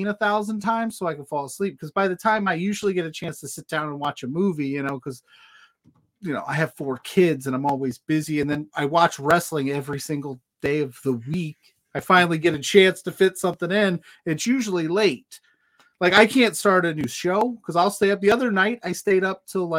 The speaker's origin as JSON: {"language": "English", "town": "South Bend", "region": "Indiana", "country": "United States", "said": "I'm from South Bend, Notre Dame."}